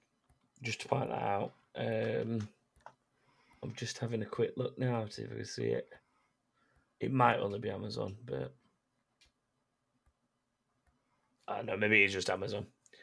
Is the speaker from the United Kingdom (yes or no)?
yes; England, United Kingdom; we're English and not French.